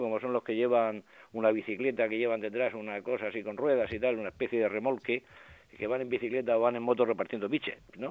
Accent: Murcia, Region of Murcia, Spain; yo he conocido de crío por Murcia

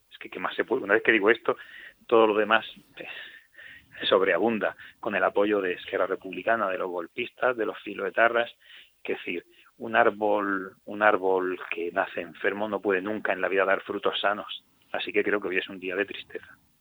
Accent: Region of Murcia, Spain; todos los murcianos tomemos conciencia

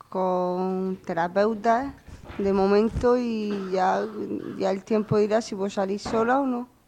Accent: Corbera, Spain; Yo de Corbera.

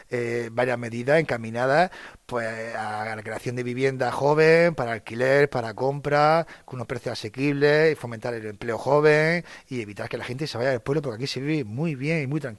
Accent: Ricote, Region of Murcia, Spain; tener un trabajo y quedarme vivir en Ricote.

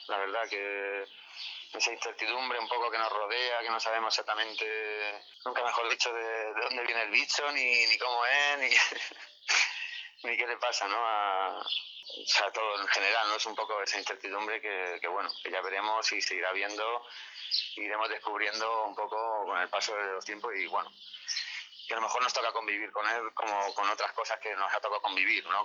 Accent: Águilas, Region of Murcia, Spain

